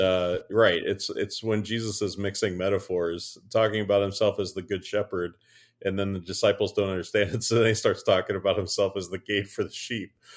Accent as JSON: {"language": "English", "region": "Western Pennsylvania", "country": "United States", "tie": "born or raised there", "said": "… and …, who are middle-aged, cishet, white pastors in the Lutheran Christian tradition. born and raised in Western P A."}